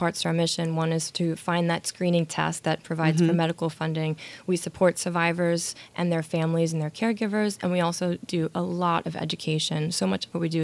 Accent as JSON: {"language": "English", "town": "New York City", "region": "New York", "country": "United States", "tie": "born or raised there", "said": "born and raised in Brooklyn"}